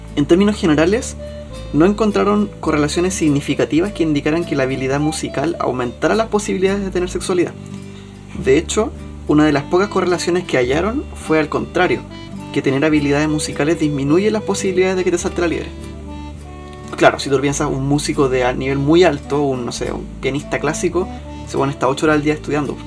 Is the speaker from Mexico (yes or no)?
no; Chile; para uno como chileno